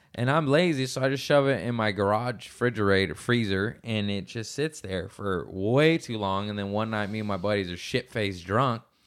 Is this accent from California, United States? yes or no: yes; Torrance, California, United States; we're both from Torrance